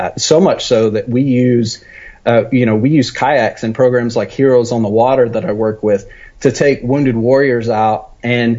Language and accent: English; West Texas, United States; So I grew up in West Texas, out that direction.